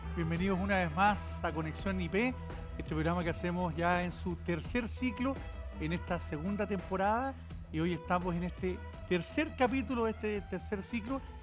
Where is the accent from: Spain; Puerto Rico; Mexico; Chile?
Chile; como chilenos